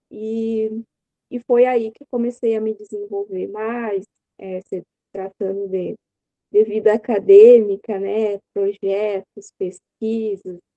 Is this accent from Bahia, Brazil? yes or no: no; São Borja, Rio Grande do Sul, Brazil; é, eu sou gaúcha, né? É, aqui da cidade de São Borja. É, São Borja é uma cidade fronteiriça com a Santo Tomé, Argentina. E eu sou natural daqui e é onde eu vivo até